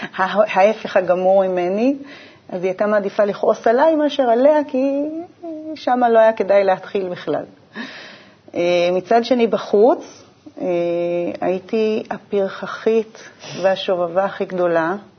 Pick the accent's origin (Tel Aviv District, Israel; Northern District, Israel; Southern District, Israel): Southern District, Israel; Urim; moved away as an adult; also born or lived in Beersheba; בדרום אני אה, נולדתי, גדלתי, יותר נכון, בקיבוץ אורים. נולדתי בבאר